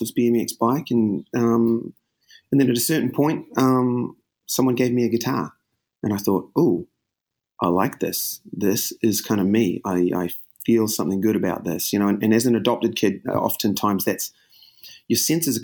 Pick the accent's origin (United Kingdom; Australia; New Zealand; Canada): New Zealand; moved away as an adult; now in United States; Growing up in New Zealand, I guess, and it's a pretty wonderful country, pretty great sort of place to grow up